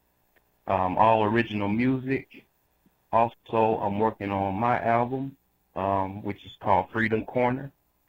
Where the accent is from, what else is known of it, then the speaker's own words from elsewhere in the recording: Jackson, Mississippi, United States; I'm from Jackson, Mississippi